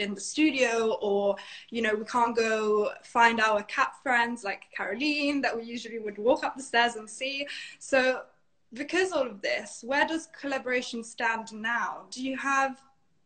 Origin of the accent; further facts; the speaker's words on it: Italy; Italy, my home country.